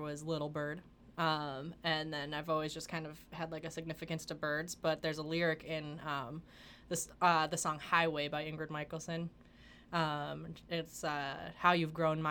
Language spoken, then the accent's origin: English; Naperville, Illinois, United States; I grew up in Naperville.